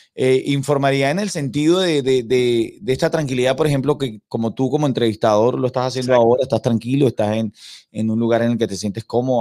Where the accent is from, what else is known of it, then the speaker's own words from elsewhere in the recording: San Cristóbal, Táchira, Venezuela; first language Spanish; moved away as an adult; also born or lived in Caracas, Venezuela / Valencia, Venezuela; now in Miami, United States; Crecí en, una, en la provincia venezolana, no soy de la capital, soy de San Cristóbal, de los Andes venezolanos.